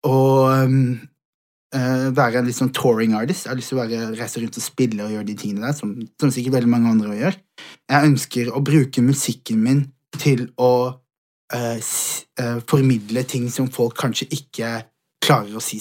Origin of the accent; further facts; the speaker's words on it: Somalia; Jeg er, fra, jeg er utlending, jeg er somalier, 100 født og, eh, altså sånn, begge, fra begge sider.